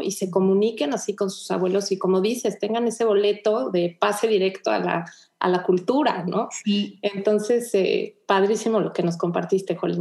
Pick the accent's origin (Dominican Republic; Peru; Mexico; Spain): Mexico; moved away as an adult; now in Houston, United States; mi esposo y yo somos mexicanos